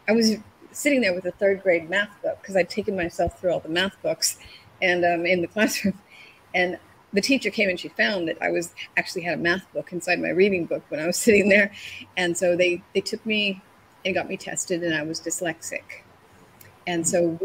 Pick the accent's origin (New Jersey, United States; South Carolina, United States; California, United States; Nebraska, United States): California, United States; Northern; moved away as an adult; also born or lived in Tokyo / Stockholm / Paris / Hong Kong; I was born in Northern California